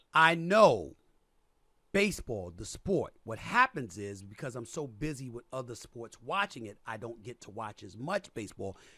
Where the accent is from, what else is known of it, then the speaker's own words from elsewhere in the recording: New York, United States; New York Yankees, which is my hometown team